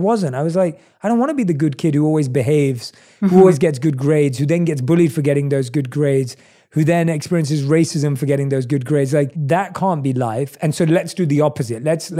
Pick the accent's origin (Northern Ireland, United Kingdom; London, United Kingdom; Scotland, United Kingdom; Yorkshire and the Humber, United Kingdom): London, United Kingdom; accent: British, New York, LA mix; now in United States; I was born and raised in London. So, and obviously I've lived in the States for the last 6 years.